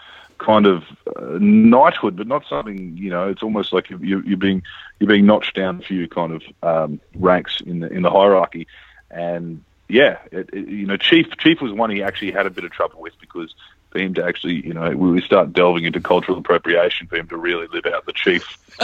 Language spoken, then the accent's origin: English; Australia; I think to just say I'm Australian is selling yourself short a bit